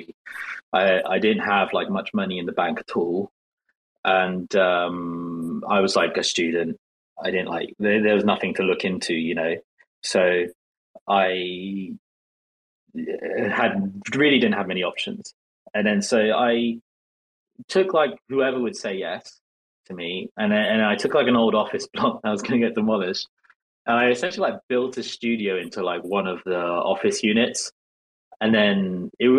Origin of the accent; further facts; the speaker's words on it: England, United Kingdom; also born or lived in South Korea; I spent my whole life just growing up in England